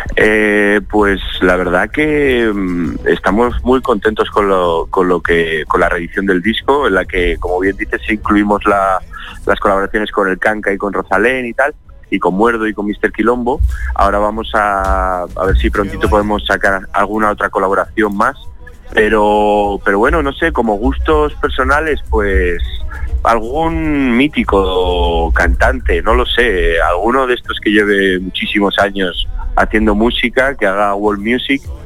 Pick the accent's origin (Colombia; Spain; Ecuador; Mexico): Spain; Zaragoza, Aragon; now in Madrid, Spain; yo que soy, eh, bueno, un zaragozano afincado en Madrid desde hace 20 años, es decir, soy de aquí, de España